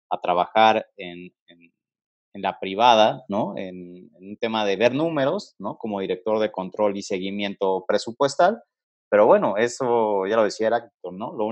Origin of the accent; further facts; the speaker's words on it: Mexico City, Mexico; born there; Pues mira, fíjate que soy un chavo ya no tan chavo, nacido aquí en la Ciudad de México, ¿no? Este, ya con 33 años de, edad, nacido por ahí del 87.